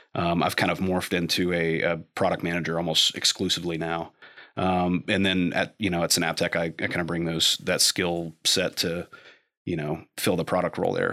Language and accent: English; Lexington, Kentucky, United States; also born or lived in Cleveland, Ohio; from Lexington I was actually born in Cleveland, and then we moved back down here like six weeks